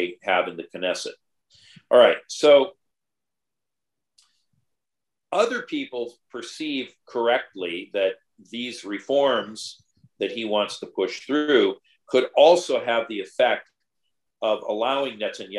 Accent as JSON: {"language": "English", "region": "California", "country": "United States", "said": "My home state of California"}